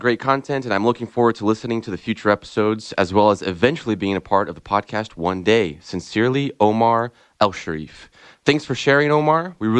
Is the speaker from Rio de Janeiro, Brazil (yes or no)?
no; São Paulo, Brazil; moved away as an adult; now in Ann Arbor, United States; My hometown is São Paulo, Brazil. It's where I was born and raised.